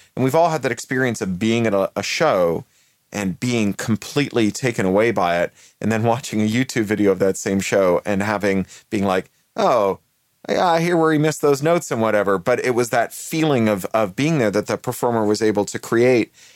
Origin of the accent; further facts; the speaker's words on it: Canada; also born or lived in United Kingdom; now in Los Angeles, United States; I'm Canadian by birth and British by naturalization